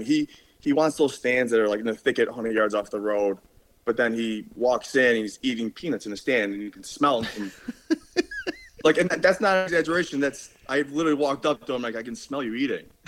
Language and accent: English; Buffalo, New York, United States; I am from Buffalo, New York. I'm about 10 minutes from the Canadian border